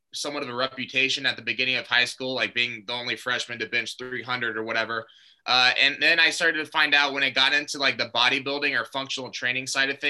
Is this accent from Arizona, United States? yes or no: yes; Glendale, Arizona, United States; born and raised in Glendale, Arizona